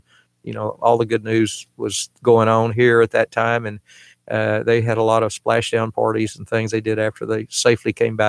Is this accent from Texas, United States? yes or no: yes; Pasadena, Texas, United States; also born or lived in League City, Texas / Friendswood, Texas / Knoxville, Tennessee / Mansfield, Texas; No, I was born in Pasadena, actually.